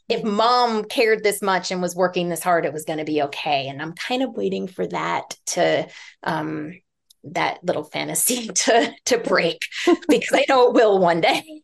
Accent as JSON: {"language": "English", "town": "New York City", "region": "New York", "country": "United States", "tie": "born or raised there", "also_born_or_lived": "Humboldt County, California", "moved": "as an adult", "said": "I grew up in New York City."}